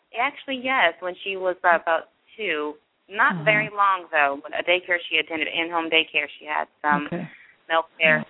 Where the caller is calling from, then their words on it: Jacksonville, Florida, United States; I'm calling from Jacksonville, Florida.